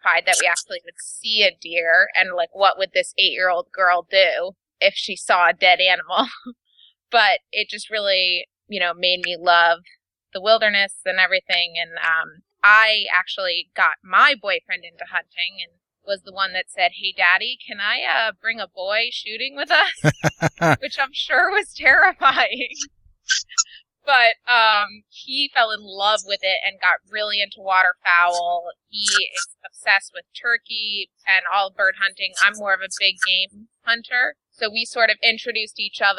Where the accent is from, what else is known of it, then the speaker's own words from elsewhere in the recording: Connecticut, United States; also born or lived in Adirondacks, New York; now in Manhattan, United States; I grew up in Connecticut and spent every summer in the Adirondacks